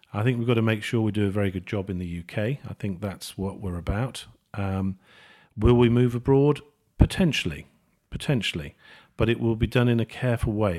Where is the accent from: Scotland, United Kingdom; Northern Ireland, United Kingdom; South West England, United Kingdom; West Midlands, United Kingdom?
West Midlands, United Kingdom; Birmingham; I'm a Brummie